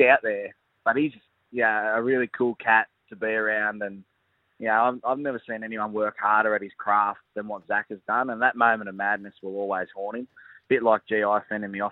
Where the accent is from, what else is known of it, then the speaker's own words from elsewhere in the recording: Canberra, Australian Capital Territory, Australia; moved away; What a beautiful place Canberra is to be there back in my hometown